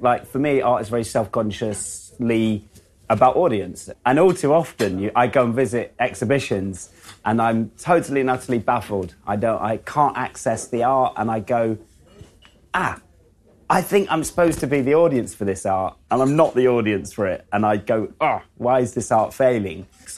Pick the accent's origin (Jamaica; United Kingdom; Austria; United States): United Kingdom; even if I would paint a painting of a cup of tea, it would be seen through the filter of being a British artist.